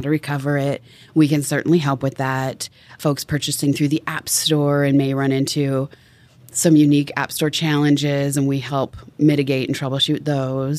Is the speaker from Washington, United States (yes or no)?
yes; Tacoma, Washington, United States; also born or lived in Seattle, Washington; I grew up in Tacoma, Washington